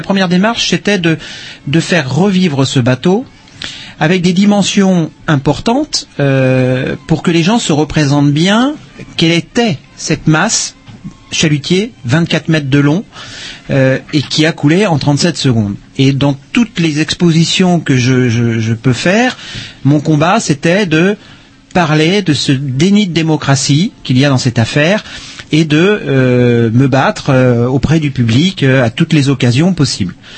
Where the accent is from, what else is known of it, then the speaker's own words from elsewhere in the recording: Brittany, France; je suis breton